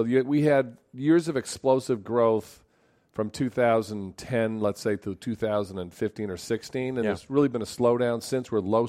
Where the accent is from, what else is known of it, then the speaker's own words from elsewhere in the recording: Worcester, Massachusetts, United States; I'm from Worcester